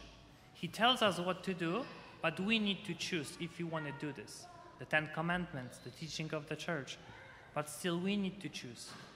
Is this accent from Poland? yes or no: yes; Poland; moved away; I'm from Poland